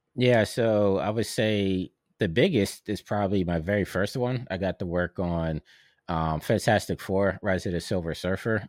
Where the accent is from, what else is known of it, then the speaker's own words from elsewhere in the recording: Pittsburgh, Pennsylvania, United States; moved away; I'm from Pittsburgh, and I know how far that is